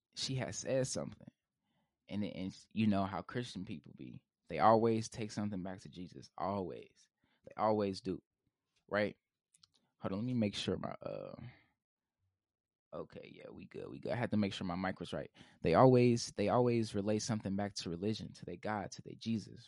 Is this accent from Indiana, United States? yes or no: yes; Indianapolis, Indiana, United States; I'm from Indianapolis, Indiana